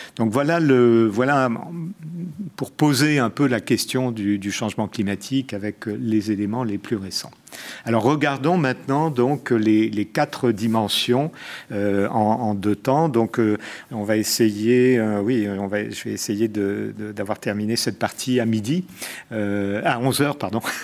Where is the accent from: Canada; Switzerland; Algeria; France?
Algeria; Algiers, Algiers Province; moved away; je suis né à Alger